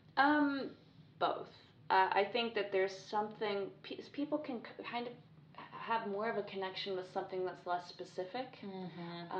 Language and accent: English; United Kingdom; also born or lived in France; I grew up just outside of London